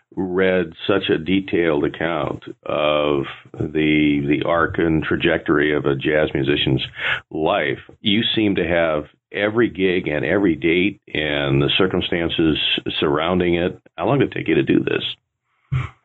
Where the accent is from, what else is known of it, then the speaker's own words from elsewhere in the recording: Bay Area, California, United States; I grew up in the Bay Area